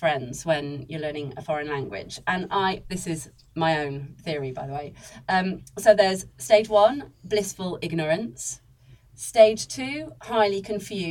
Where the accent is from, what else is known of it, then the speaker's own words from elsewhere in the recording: Wales, United Kingdom; I am actually Welsh